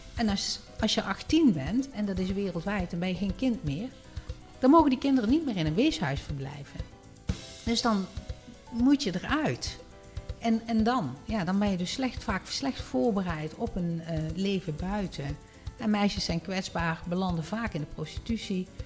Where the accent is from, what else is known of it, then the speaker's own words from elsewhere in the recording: Netherlands; wij als Nederlanders